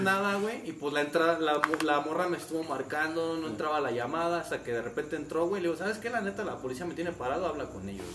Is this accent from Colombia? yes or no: no; Mexico; De México.